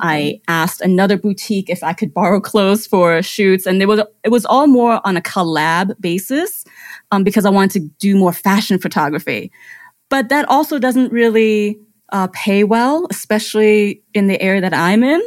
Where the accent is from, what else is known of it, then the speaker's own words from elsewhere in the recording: Germany; English is a second language; now in United States; I grew up in Germany. I was born and raised there